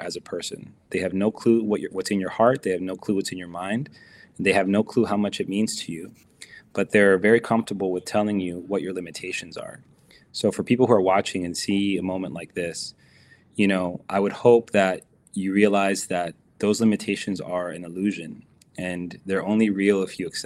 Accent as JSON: {"language": "English", "country": "United States", "said": "as an American player"}